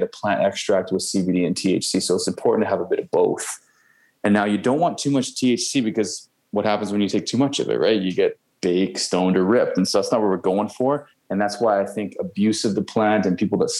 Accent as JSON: {"language": "English", "town": "Langley", "region": "British Columbia", "country": "Canada", "also_born_or_lived": "Vancouver, BC", "said": "I come from Langley where that's all they do out there"}